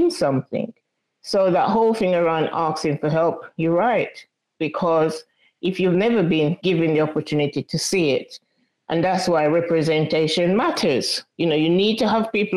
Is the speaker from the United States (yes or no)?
no; Jamaica; I was brought up in Jamaica in a very tight-knit community